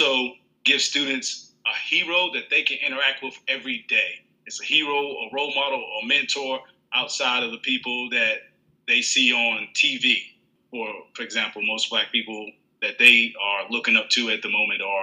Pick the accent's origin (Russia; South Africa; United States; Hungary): United States; Roanoke, Virginia; moved away as an adult; now in Georgetown County, South Carolina, United States; I'm originally from Roanoke, Virginia. And I'm teaching now in South Carolina in Georgetown County District.